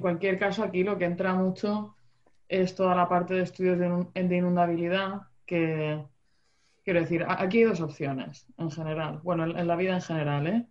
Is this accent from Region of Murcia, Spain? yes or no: yes; Region of Murcia, Spain; yo soy de Murcia